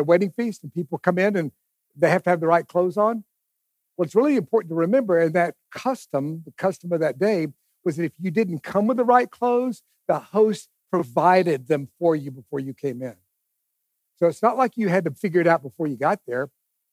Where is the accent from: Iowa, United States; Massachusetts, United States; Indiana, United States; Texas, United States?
Texas, United States; East; I grew up in East Texas